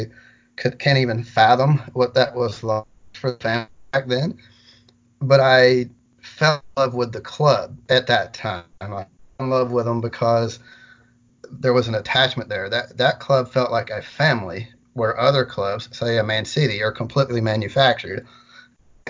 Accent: near the Tennessee-Kentucky border, Middle Tennessee, United States; also born or lived in Murfreesboro, Tennessee; I am from the Middle Tennessee area. Yeah, I grew up about, let's say about 60 miles from here, right at the Tennessee-Kentucky border

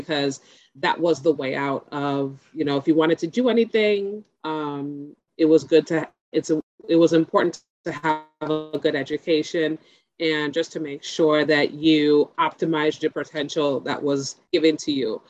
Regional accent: Nigeria; So my upbringing, as being a Nigerian daughter, I had two very loving parents who did the best they could with what they had.

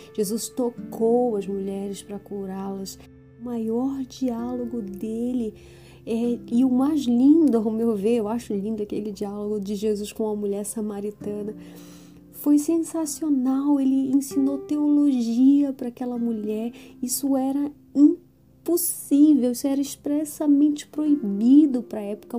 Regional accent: Brazil; nós, como brasileiras, nós não somos educadas a isso

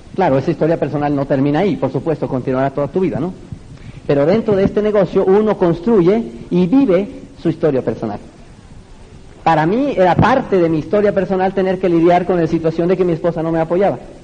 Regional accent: Mexico; desde mi tierra, México, la tierra del mariachi

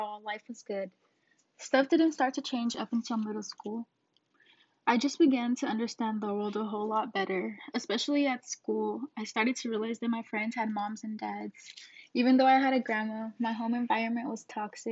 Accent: Phoenix, Arizona, United States; I was born in Phoenix, Arizona.

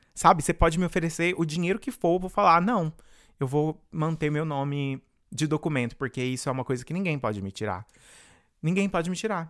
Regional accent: Rio Verde, Goiás, Brazil; moved away as an adult; now in United States; eu comecei lá em Rio Verde, Goiás, da onde eu venho

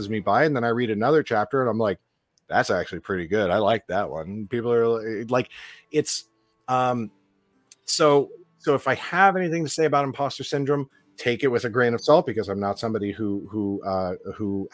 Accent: Los Angeles, California, United States; growing up in Los Angeles

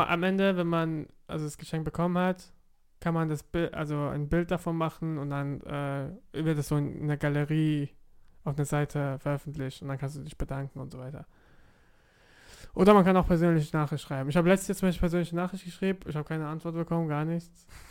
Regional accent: Offenburg, Baden-Württemberg, Germany; also born or lived in Karlsruhe; ich bin in Offenburg aufgewachsen, elf Jahre dort, und dann bin ich nach Karlsruhe gezogen

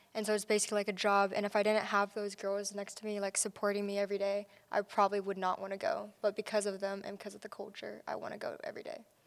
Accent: Kansas City, Missouri, United States; I'm from Kansas City, Missouri

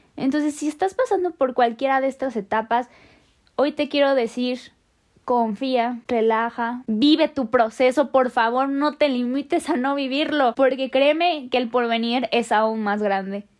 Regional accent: Mexico; somos muchos mexicanos que buscan una oportunidad

